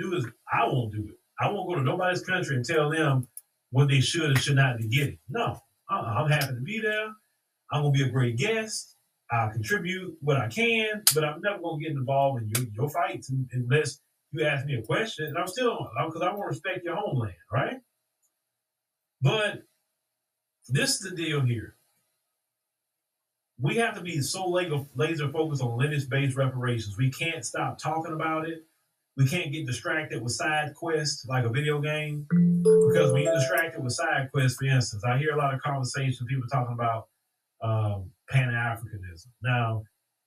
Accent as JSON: {"language": "English", "town": "Port Arthur", "region": "Texas", "country": "United States", "tie": "born or raised there", "said": "I was born in the United States of America, Port Arthur, Texas"}